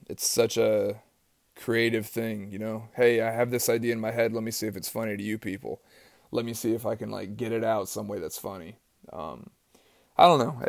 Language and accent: English; East Tennessee, United States; I grew up in East Tennessee